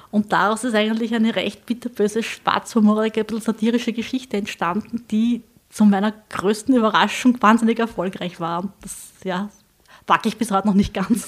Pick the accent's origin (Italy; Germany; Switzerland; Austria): Austria; Southern Burgenland; ich komme aus dem Südburgenland